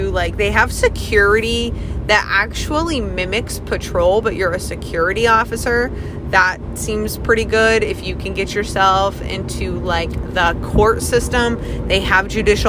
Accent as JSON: {"language": "English", "region": "Maine", "country": "United States", "tie": "born or raised there", "said": "my home state, actually, which is Maine."}